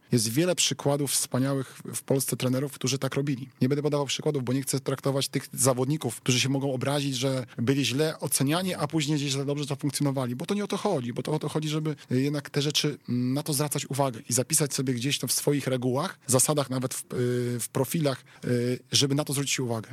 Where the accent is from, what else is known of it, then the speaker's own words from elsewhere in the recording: Wrocław, Lower Silesian Voivodeship, Poland; jestem wrocławianinem